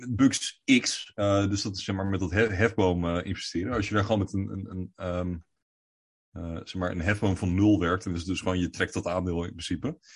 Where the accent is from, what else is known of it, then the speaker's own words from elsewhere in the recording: Netherlands; wij als Nederlanders